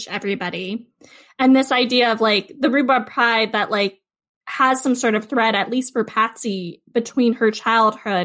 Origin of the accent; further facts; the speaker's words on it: California, United States; moved away as an adult; Growing up in California